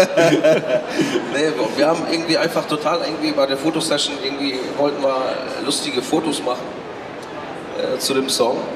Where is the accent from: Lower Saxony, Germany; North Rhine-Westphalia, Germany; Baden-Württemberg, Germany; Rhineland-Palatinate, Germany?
North Rhine-Westphalia, Germany; Recklinghausen; bei uns in, in, in, in äh, Recklinghausen, wo ich herkomme